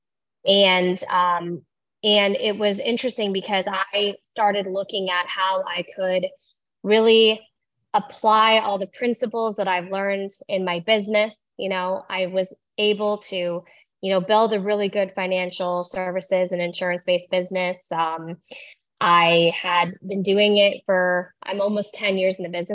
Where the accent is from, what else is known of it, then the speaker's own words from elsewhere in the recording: Iowa, United States; I was born in Iowa